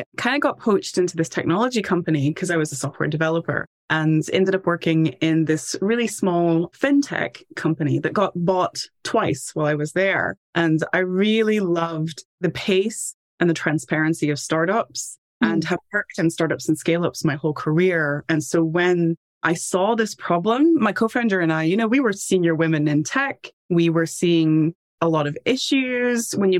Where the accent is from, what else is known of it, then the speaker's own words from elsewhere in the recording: Tennessee, United States; moved away as an adult; now in United Kingdom; Background is I'm from Tennessee originally, and I did my bachelor's degree at a university that had a great study abroad, ended up in Scotland studying abroad.